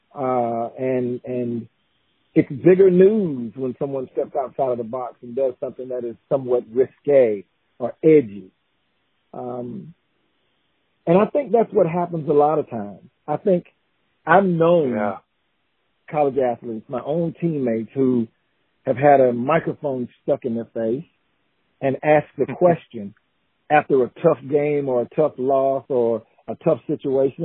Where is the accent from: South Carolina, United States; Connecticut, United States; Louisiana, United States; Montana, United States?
South Carolina, United States; Newberry; moved away as an adult; also born or lived in DeLand, Florida; born and raised in Newberry, South Carolina